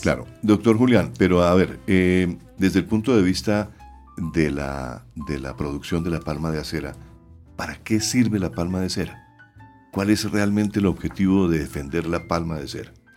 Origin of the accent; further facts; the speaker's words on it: Santander, Colombia; en mi pueblo, en Santander